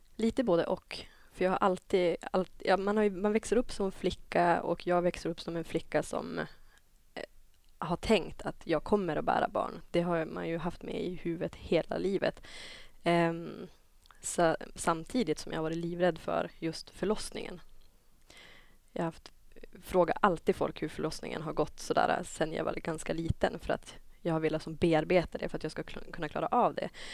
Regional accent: Dorotea, Västerbotten County, Sweden; now in Umeå, Sweden; kommer egentligen från Dorotea, ett samhälle som ligger 20 mil inåt landet från Umeå

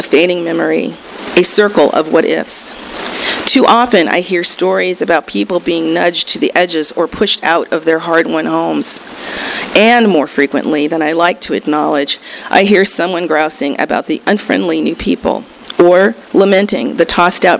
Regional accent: Los Angeles, California, United States; I'm from Los Angeles

